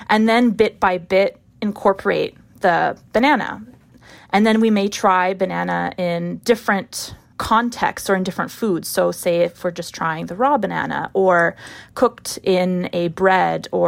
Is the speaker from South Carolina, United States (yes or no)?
no; Binghamton, New York, United States; from Binghamton, New York, reminding you to eat more, eat better